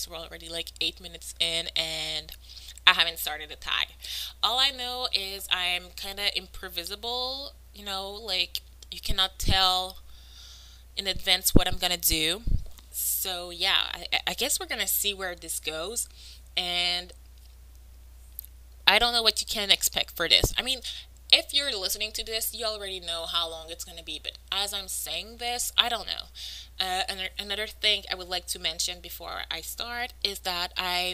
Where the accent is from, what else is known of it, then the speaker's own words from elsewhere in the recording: Montreal, Quebec, Canada; first language French; English is a second language; I'm from Montreal, which means I'm French-Canadian, which means French is my first language